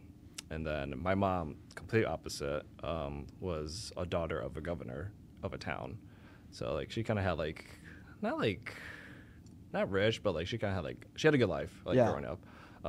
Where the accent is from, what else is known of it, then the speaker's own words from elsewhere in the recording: Elgin, Illinois, United States; also born or lived in Chicago; grew up my whole life in Elgin. Never moved.